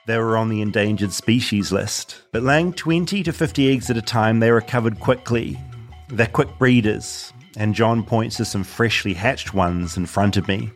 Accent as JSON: {"language": "English", "country": "New Zealand", "said": "from New Zealand, where we don't have any wild crocodiles or wild alligators"}